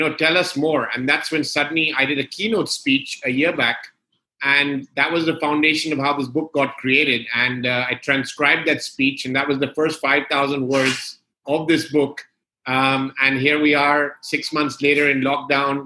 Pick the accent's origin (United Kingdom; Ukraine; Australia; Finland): United Kingdom; London; moved away as an adult; also born or lived in Gulf region; I was born and brought up in London